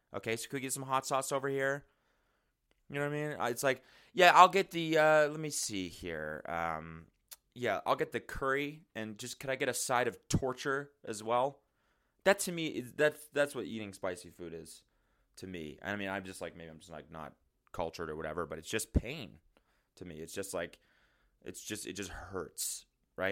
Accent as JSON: {"language": "English", "town": "Calgary", "region": "Alberta", "country": "Canada", "tie": "born or raised there", "said": "Growing up in Calgary"}